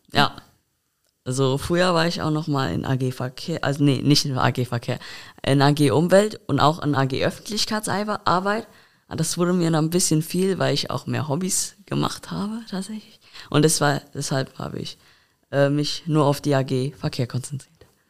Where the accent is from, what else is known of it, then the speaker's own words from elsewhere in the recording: Koblenz, Rhineland-Palatinate, Germany; Ich komme aus der Altstadt tatsächlich auch